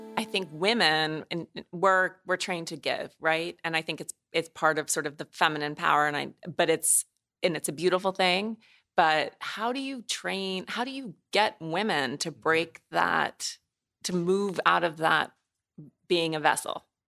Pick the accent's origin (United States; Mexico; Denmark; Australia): United States; Montana; moved away; growing up in Montana